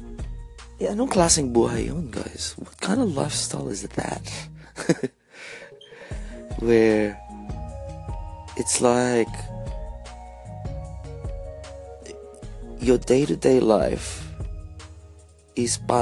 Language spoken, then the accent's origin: English; Australia; being a Filipino Australian